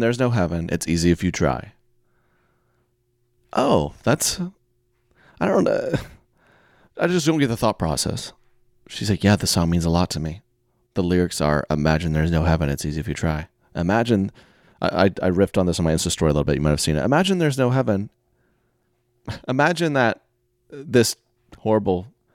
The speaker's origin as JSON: {"language": "English", "region": "Oklahoma", "country": "United States", "tie": "born or raised there", "said": "I'm from Oklahoma"}